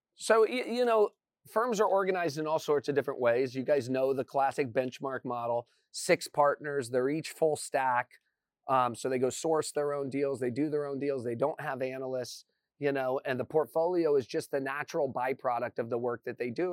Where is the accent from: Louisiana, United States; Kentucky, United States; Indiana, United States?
Indiana, United States; moved away as an adult; I grew up in Indiana.